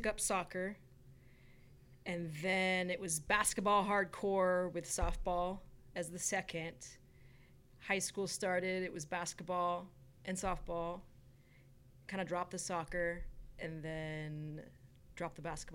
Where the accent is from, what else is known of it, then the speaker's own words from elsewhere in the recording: Bay Area, California, United States; So I was born in Southern California, raised in the Bay Area